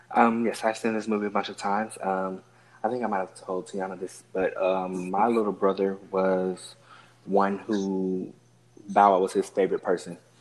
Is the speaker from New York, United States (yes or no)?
no; Alabama, United States; I'm from Alabama